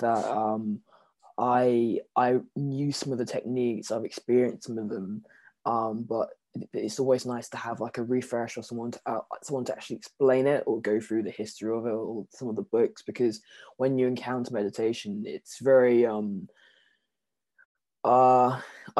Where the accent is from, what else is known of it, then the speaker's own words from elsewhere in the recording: London, United Kingdom; also born or lived in Jamaica (ancestry); I'm from South London. I live like in Purley. It's just near Croydon.